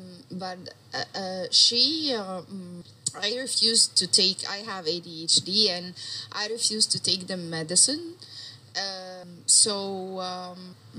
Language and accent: English; Egypt; I have a question about therapy because I am from Egypt